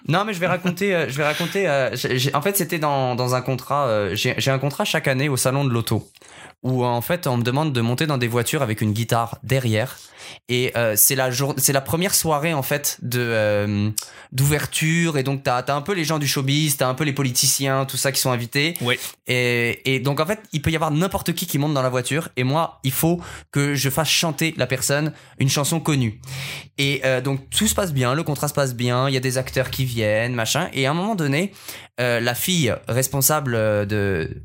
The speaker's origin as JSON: {"language": "French", "town": "Paris", "region": "Île-de-France", "country": "France", "said": "Tu viens d'où en France Je lui dis Paris"}